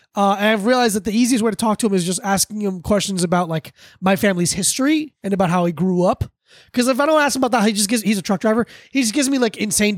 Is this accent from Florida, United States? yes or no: yes; South Florida, United States; born or raised there; moved away as an adult; also born or lived in Paterson, New Jersey